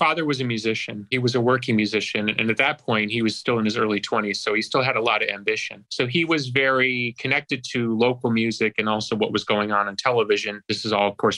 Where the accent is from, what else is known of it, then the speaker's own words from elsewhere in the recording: Chicago, Illinois, United States; growing up in Chicago